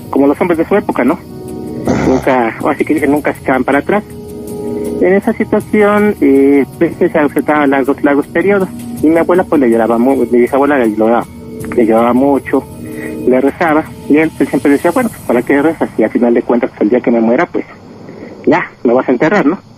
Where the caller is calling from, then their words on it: State of Mexico, Mexico; Ya hablo aquí de Zabacoyos del Estado de México.